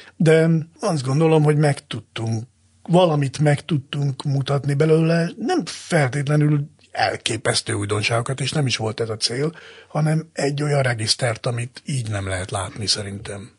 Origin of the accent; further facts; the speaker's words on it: Zala, Hungary; Én egy zalai cigány családban nőttem fel